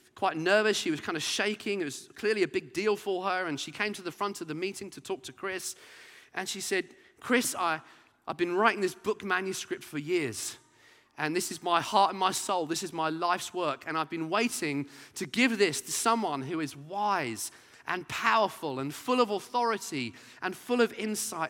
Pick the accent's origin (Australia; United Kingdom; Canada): United Kingdom; Brighton, South East England; growing up in Brighton as a teenager